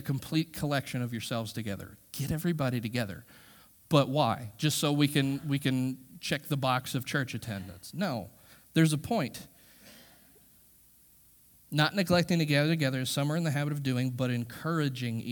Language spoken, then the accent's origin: English; United States; We as American Christians